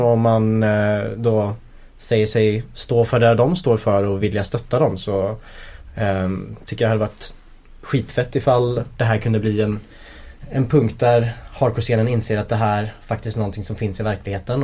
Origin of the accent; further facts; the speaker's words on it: Linköping, Östergötland, Sweden; now in Gothenburg, Sweden; när vi växte upp i Linköping